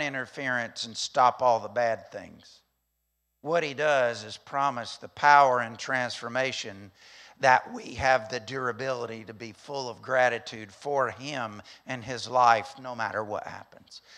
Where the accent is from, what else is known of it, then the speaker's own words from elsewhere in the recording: Alabama, United States; I'm from Alabama